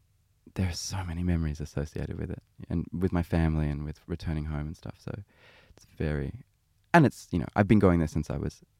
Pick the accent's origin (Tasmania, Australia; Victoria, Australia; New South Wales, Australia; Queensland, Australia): New South Wales, Australia; Sydney; I'm Australian. I was born and raised in Sydney.